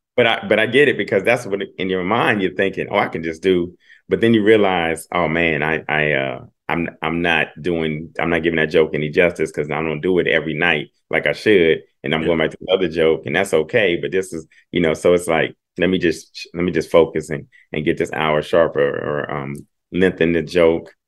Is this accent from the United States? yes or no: yes; Dayton, Ohio, United States; I'm from Dayton, Ohio